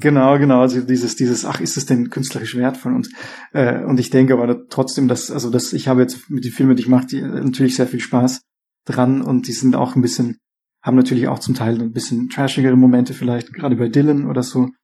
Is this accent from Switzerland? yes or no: no; Austria; now in Berlin, Germany; aber ich komme ja aus Österreich ursprünglich.